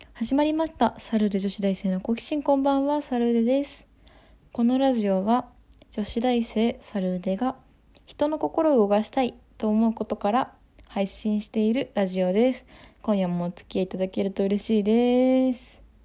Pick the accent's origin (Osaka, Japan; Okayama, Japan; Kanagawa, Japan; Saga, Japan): Kanagawa, Japan; 湘南に住んでたので湘南出身っていうようにしてます